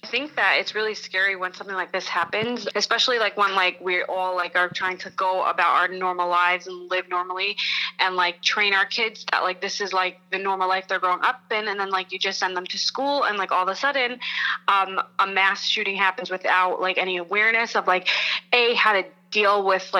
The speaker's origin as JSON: {"language": "English", "town": "Lakewood", "country": "United States", "said": "I'm from Lakewood and I'm doing great, thank God."}